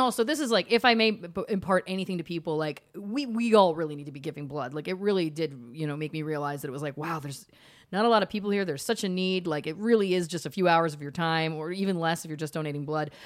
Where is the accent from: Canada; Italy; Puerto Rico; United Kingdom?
Canada; now in United States; As a Canadian